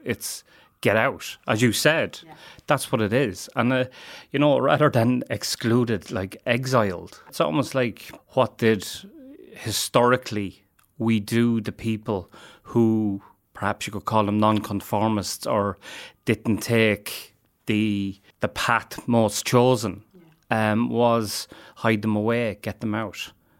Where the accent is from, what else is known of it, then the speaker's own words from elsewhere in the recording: England, United Kingdom; The community that I grew up in the Midlands, there was no serious drug use